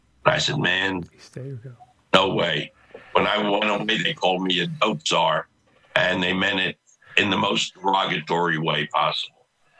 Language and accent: English; Philadelphia, Pennsylvania, United States; my partner, who I grew up with in Philly